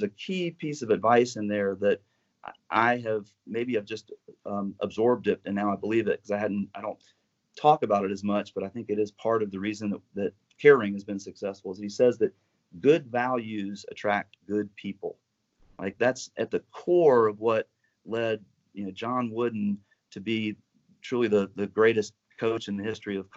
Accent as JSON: {"language": "English", "region": "North Carolina", "country": "United States", "tie": "born or raised there", "said": "as a kid growing up in Carolina"}